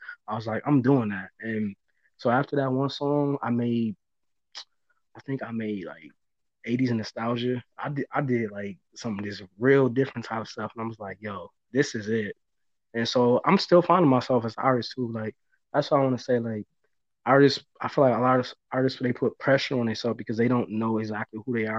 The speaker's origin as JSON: {"language": "English", "town": "Buffalo", "region": "New York", "country": "United States", "tie": "born or raised there", "said": "growing up in Buffalo"}